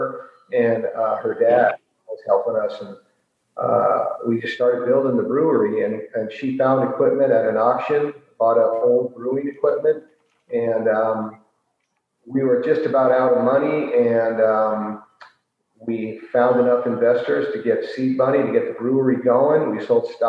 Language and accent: English; San Francisco, California, United States; moved away as an adult; now in Wisconsin, United States; I'm originally from San Francisco.